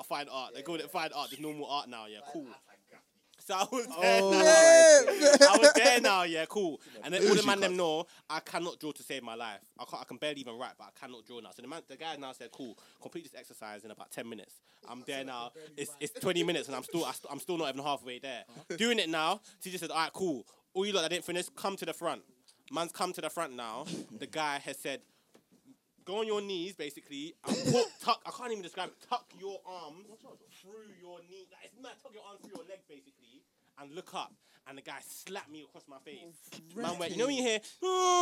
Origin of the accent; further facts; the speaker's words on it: London, United Kingdom; also born or lived in Nigeria; I'm originally from London